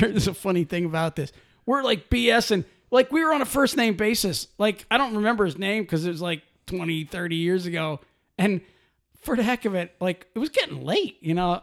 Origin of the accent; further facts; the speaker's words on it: Pennsylvania, United States; I'm from Pennsylvania